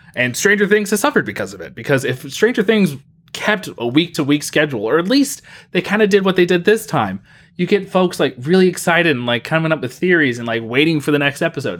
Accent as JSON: {"language": "English", "town": "Mobile", "region": "Alabama", "country": "United States", "tie": "born or raised there", "moved": "yes", "said": "growing up in Mobile, Alabama, we had the Mobile Bay Bears"}